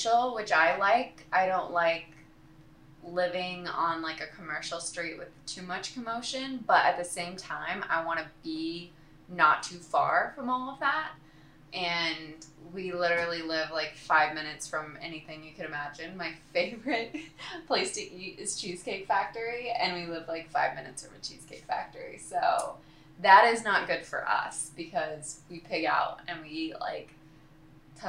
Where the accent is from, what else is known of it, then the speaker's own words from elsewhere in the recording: Illinois, United States; moved away as an adult; also born or lived in St. Louis, Missouri; now in Los Angeles, United States; I'm from Illinois, but I've lived in St. Louis area since 2016